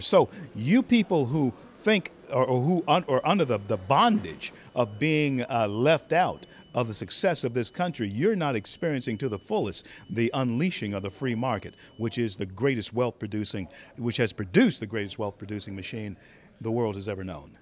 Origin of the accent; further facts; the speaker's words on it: Louisiana, United States; my home state of Louisiana